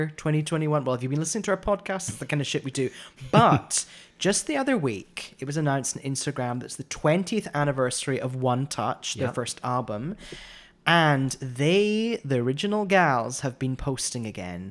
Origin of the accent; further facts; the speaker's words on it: Scotland, United Kingdom; I'm the Scottish one